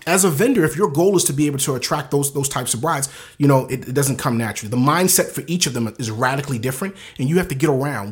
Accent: Baltimore, Maryland, United States; moved away; I'm from the inner city of Baltimore

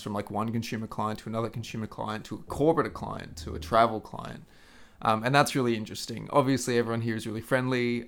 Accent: Queensland, Australia; moved away; back home in the Sunshine State down under

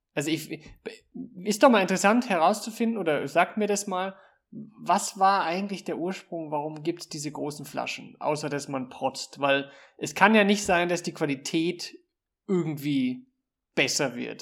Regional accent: Germany; born or raised there; now in Austria

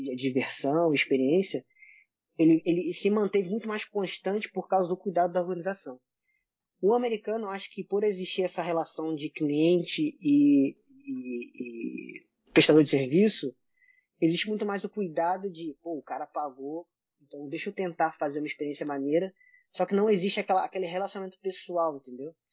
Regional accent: Brazil; eu, sendo brasileiro

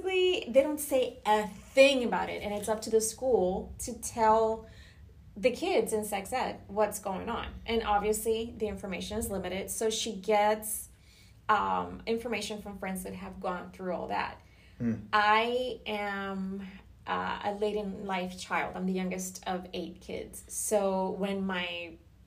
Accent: Puerto Rico; now in Florida, United States; I grew up in Puerto Rico

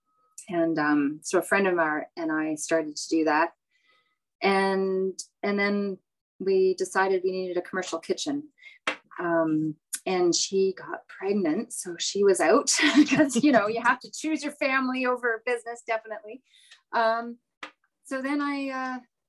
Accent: Prince George, British Columbia, Canada; also born or lived in Ottawa area; now in Carleton Place, Canada; I grew up in Prince George, BC. My parents and I moved out there in 1973 from the Ottawa area.

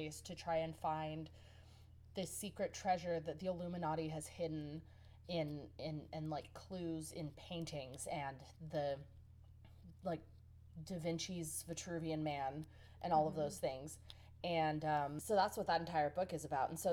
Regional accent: United States

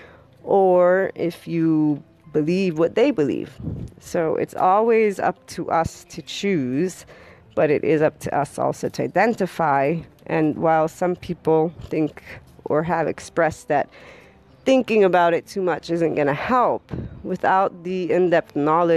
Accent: Florida, United States; I am actually from the Sunshine State

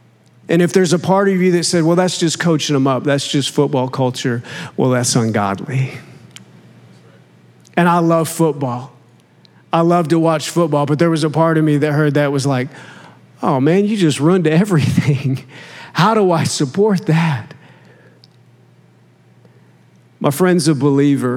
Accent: Oklahoma, United States; I grew up in Oklahoma

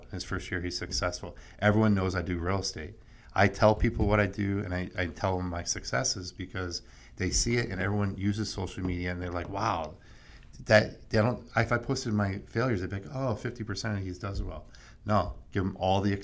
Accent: New Jersey, United States; I'm from Jersey, so I'm kind of bold and in your face a little bit.

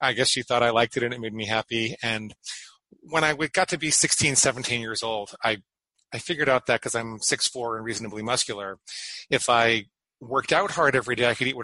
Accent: Great Neck, New York, United States; I grew up in Great Neck, Long Island

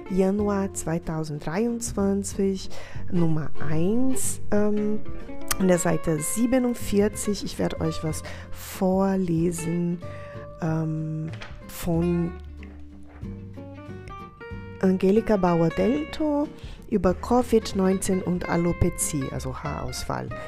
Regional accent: Brazil; now in Bad Kissingen, Germany; Ich komme selber ursprünglich aus Brasilien

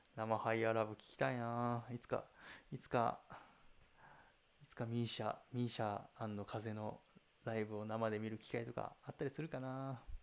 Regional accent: Fukuoka, Japan; 僕は福岡出身なんで

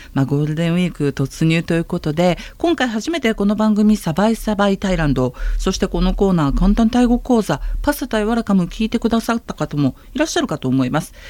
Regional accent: Kansai, Japan; 私関西出身

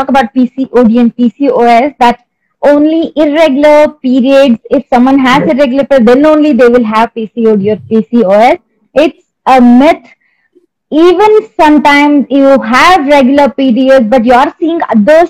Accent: Karnataka, India; I'm from Karnataka

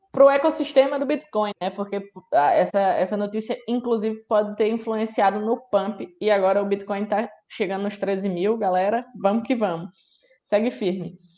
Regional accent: Brazil; isso ao mesmo tempo que nos, nos deixa, nós, como brasileiros, né, felizes

